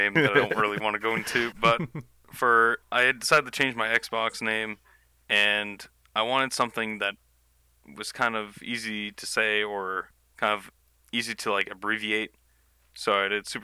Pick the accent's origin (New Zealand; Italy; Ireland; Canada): Canada; I'm Canadian